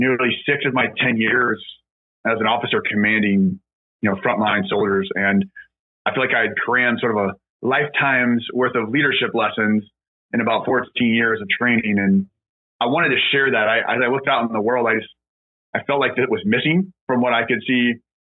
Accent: Lawrence, Kansas, United States; moved away as an adult; also born or lived in West Point, New York; I'm originally from Kansas, a small town called Lawrence. It's a college town right outside Kansas City. I grew up there

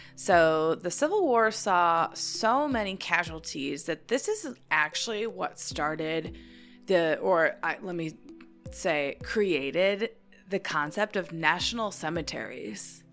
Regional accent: United States; being an American my entire life

